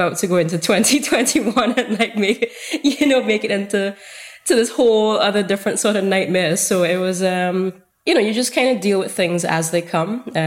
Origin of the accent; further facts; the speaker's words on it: St. Vincent & Grenadines; a photographer from St. Vincent and the Grenadines.